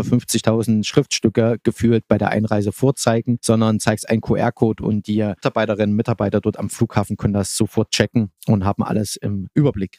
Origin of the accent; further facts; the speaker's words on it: Germany; das steckt mir als Deutscher drin